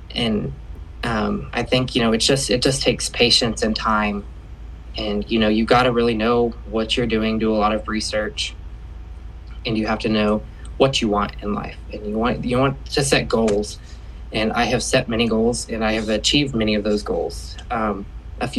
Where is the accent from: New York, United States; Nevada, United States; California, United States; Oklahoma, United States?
Oklahoma, United States; Shawnee-Tecumseh area; I am from the Shawnee-Tecumseh area in Oklahoma.